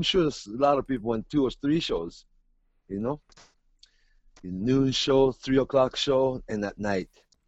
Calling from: Tokyo, Japan; You're talking from Seattle, and I'm really talking from Tokyo

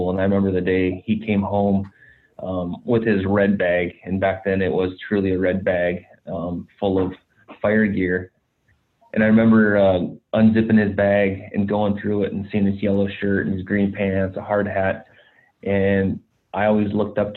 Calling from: California, United States; So yeah, I'm calling in from uh, it's the Woodward fire. It's uh, burning on the uh, Point Reyes National Seashore in California.

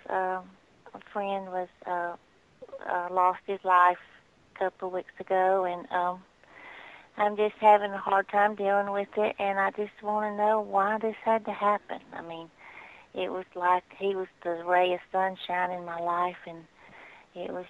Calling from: Alabama, United States; I'm from Alabama.

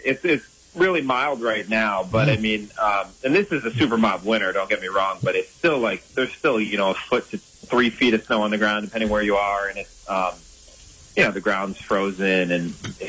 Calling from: Vermont, United States; I'm here right in pretty much central Vermont, middle of Vermont, Mad River Valley, and it's certainly a lot more wintry than it sounds like it's been down for you guys lately.

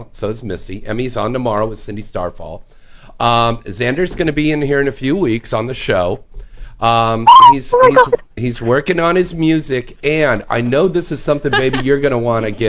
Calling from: Quebec, Canada; Quebec, Canada

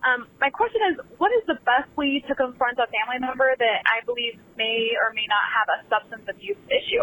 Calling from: Omaha, Nebraska, United States; I'm calling from Omaha, Nebraska.

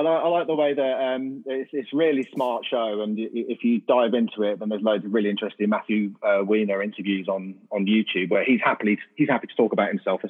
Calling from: Huntingdon, East of England, United Kingdom; I am in Huntingdon, which is in between. I always tell people it's near Cambridge, but it's edging closer to Peterborough, really, but in the middle there.

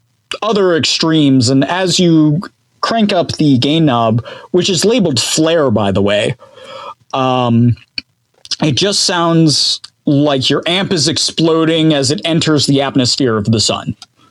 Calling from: Clinton Township, Michigan, United States; Yes, I am calling from Clinton Township, Michigan. About 40 minutes outside of Detroit.

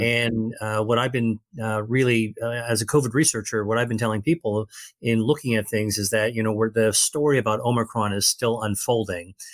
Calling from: Massachusetts, United States; I'm calling from Massachusetts, just outside of Boston

